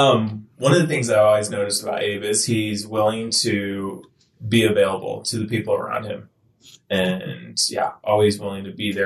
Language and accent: English; Central Illinois, United States; I am from Central Illinois.